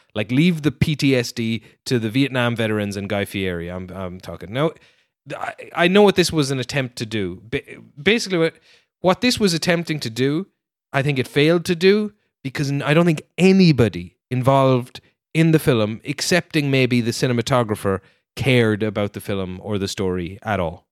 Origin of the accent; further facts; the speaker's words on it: Ireland; you're assigned as an Irish person